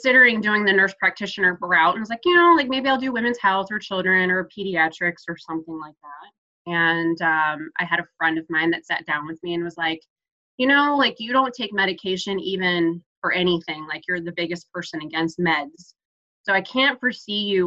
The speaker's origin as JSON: {"language": "English", "town": "Chicago", "region": "Illinois", "country": "United States", "also_born_or_lived": "Florida / Orlando, Florida", "moved": "yes", "lives_now": "Nashville, United States", "said": "I'm originally from Chicago and lived in Florida"}